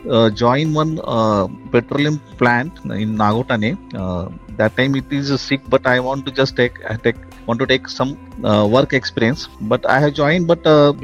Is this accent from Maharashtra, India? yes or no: yes; Mumbai, Maharashtra, India; also born or lived in Nanded; I just born and brought up in Bandra East, which is a suburb of Mumbai